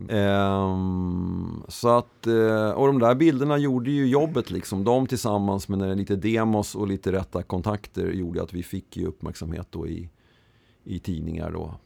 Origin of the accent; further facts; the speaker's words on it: Stockholm, Stockholm County, Sweden; jag var uppväxt i Mälarhöjden söder om stan